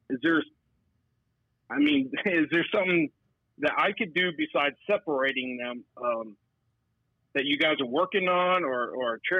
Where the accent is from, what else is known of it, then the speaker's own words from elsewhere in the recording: Central Texas, United States; I'm from Texas, here in Central uh, Texas